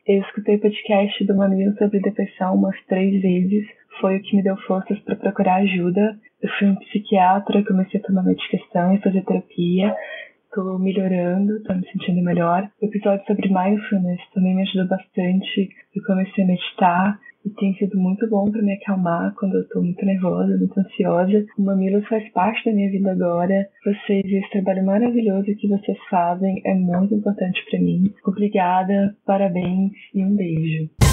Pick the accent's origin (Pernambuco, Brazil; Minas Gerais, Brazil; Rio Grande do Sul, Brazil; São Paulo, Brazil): Minas Gerais, Brazil; Belo Horizonte; sou de Belo Horizonte, tenho 26 anos.